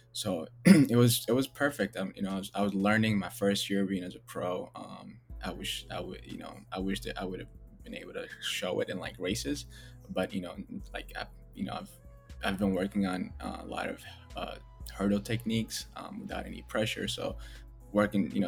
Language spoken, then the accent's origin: English; Minneapolis, Minnesota, United States; also born or lived in Ethiopia; I grew up in South Minneapolis